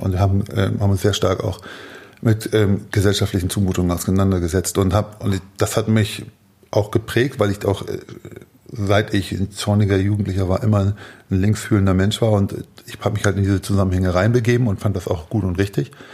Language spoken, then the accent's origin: German; Hamburg, Germany; ich komme aus dem Süden Hamburgs, mhm. also südlich der Elbe